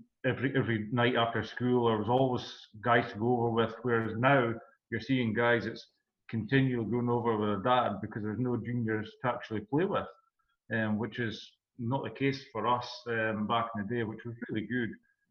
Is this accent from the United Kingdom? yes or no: yes; Peterhead, Scotland, United Kingdom; It was good growing up in Peterhead. Also, I mean, because it's a windy place